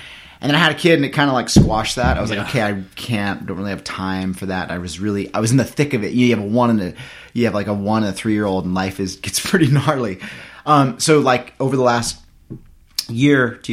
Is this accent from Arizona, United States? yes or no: no; Central Coast of California, United States; growing up on the Central Coast of California